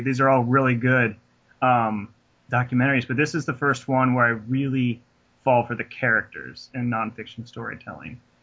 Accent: Raymore, Missouri, United States; That's my hometown.

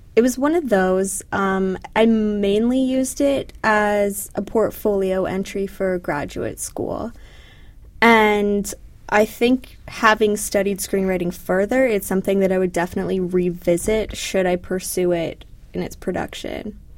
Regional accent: Canada; moved away as an adult; now in United States; growing up in Canada

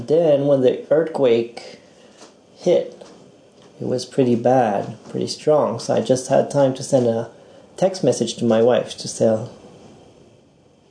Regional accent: Montreal, Quebec, Canada; moved away as an adult; also born or lived in Hiroshima, Japan; now in Ichinoseki, Japan; I'm from Montreal, Canada. And I lived there for almost 30 years.

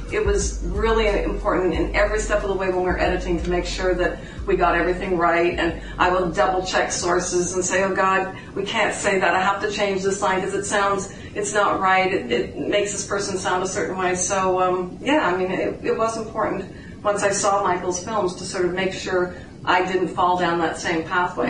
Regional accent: Canada; I'm the Canadian

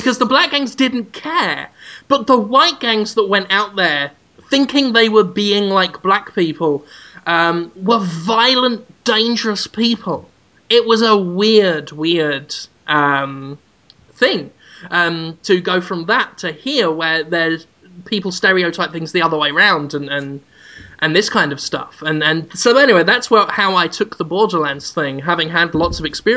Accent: United Kingdom; moved away; I'm British, and my cultural background with race and race differences is very different

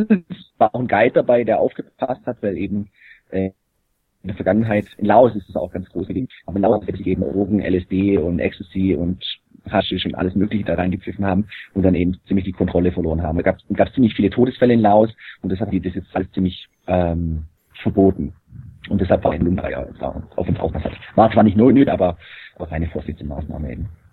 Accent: Germany; bei uns in Deutschland

